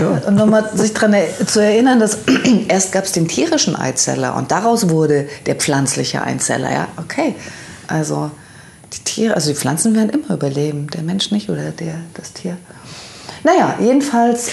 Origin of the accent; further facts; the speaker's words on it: Leipzig, Saxony, Germany; moved away as an adult; also born or lived in Oberhausen; bei uns in Leipzig an der Penne